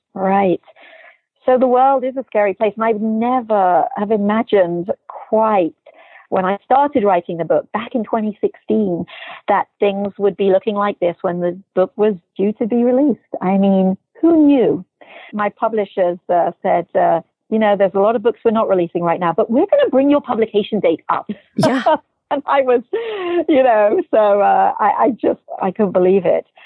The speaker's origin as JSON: {"language": "English", "region": "England", "country": "United Kingdom", "moved": "yes", "lives_now": "United States", "said": "I'm originally from England."}